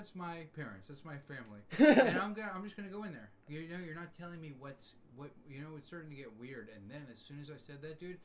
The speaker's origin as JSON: {"language": "English", "area": "Long Island", "region": "New York", "country": "United States", "tie": "born or raised there", "said": "grew up 45 minutes from the big buildings in Manhattan"}